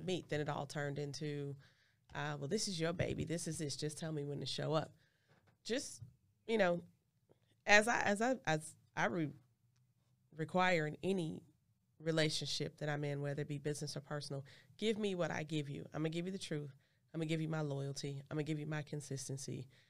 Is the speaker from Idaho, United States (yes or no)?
no; California, United States; I'm from Cali